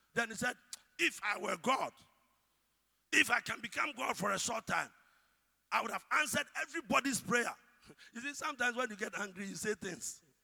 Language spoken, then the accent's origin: English; Ghana; As Ghanaian as we are